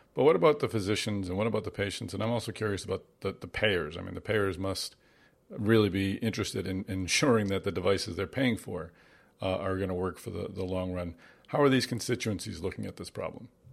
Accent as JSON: {"language": "English", "town": "Boston", "region": "Massachusetts", "country": "United States", "tie": "born or raised there", "said": "Boston, which, of course, is my hometown."}